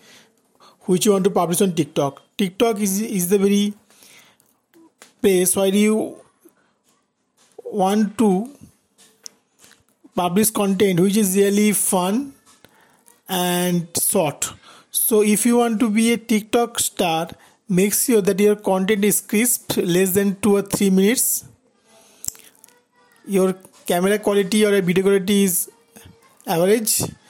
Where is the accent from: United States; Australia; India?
India; I am from India